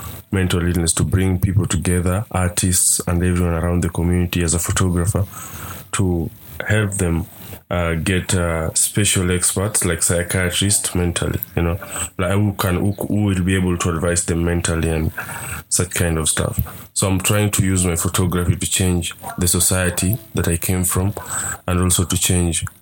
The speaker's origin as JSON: {"language": "English", "region": "Nairobi", "country": "Kenya", "tie": "born or raised there", "said": "I'm a documentary photographer based in Nairobi and born and raised in Kibera slums."}